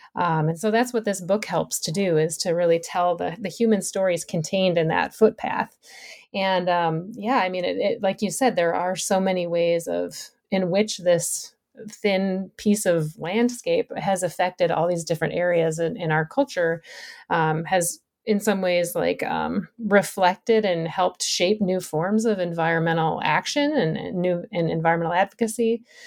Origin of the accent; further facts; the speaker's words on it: Minnesota, United States; moved away as an adult; also born or lived in Massachusetts / Wisconsin / Vermont; now in Michigan, United States; I grew up in the Midwest. I grew up in Minnesota